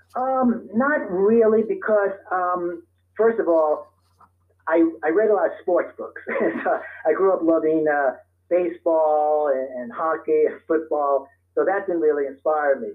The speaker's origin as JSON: {"language": "English", "town": "New York City", "region": "New York", "country": "United States", "tie": "born or raised there", "moved": "yes", "lives_now": "Santa Monica, United States", "said": "I was born and raised in Brooklyn, New York"}